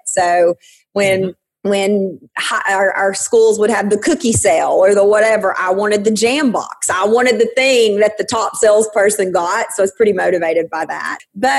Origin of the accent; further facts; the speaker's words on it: Sweetwater, Tennessee, United States; I am originally from Sweetwater, Tennessee. There is really a place called Sweetwater, Tennessee. A tiny little town just south of Knoxville.